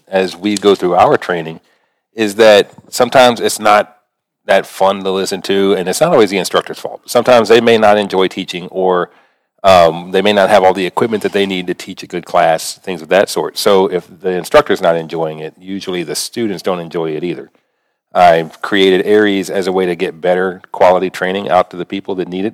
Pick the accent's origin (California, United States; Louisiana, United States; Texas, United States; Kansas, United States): Louisiana, United States; New Orleans; I grew up around the New Orleans area